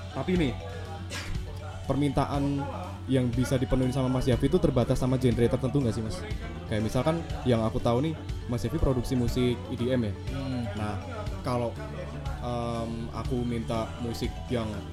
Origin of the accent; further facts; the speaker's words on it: Java, Indonesia; accent: medok (Javanese); aku yo medok.